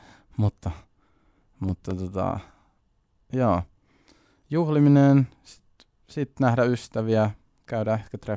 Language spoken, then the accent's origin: Finnish; Siilinjärvi, North Savo, Finland; also born or lived in Kuopio; ollaan näitä asuttu Siilijärvi-Kuopio väliä koko lapsuus